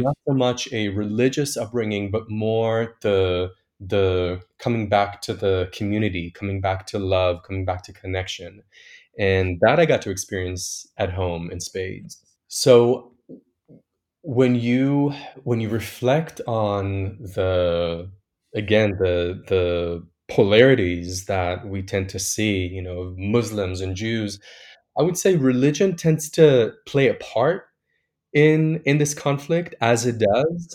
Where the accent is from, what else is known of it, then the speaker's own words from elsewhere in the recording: Tel Aviv, Tel Aviv District, Israel; moved away; I was born and raised in Tel Aviv, which is, uh, Israel's most liberal city